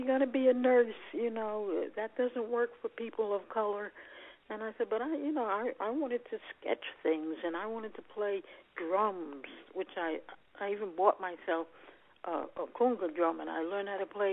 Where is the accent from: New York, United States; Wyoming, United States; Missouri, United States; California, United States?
New York, United States; New York City; I was born in New York City. Mm-hmm. And I grew up in New York City